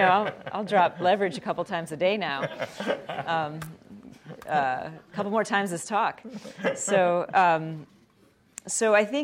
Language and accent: English; Glen Ellyn, Illinois, United States; I grew up in outside of Chicago, and I grew up in a suburb, Glen Ellyn, and it was a western suburb and very middle class community.